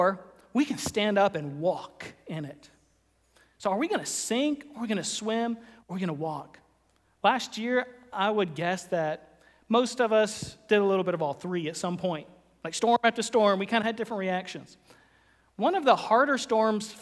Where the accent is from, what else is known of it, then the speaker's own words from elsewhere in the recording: Florida, United States; moved away; I grew up in Florida.